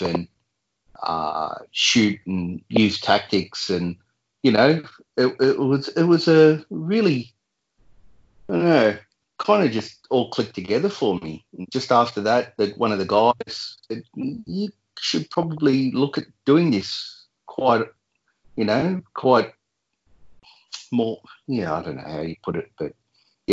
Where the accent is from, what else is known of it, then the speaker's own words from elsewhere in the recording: Bulli, New South Wales, Australia; grew up here, and yeah, family's from here